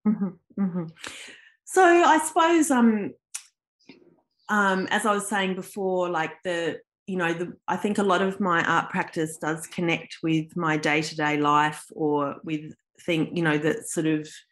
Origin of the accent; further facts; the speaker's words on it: Adelaide, South Australia, Australia; moved away as an adult; also born or lived in Melbourne, Australia; now in Canberra, Australia; I wasn't born in Australia, but my parents are both Australian, and I grew up in Adelaide, in South Australia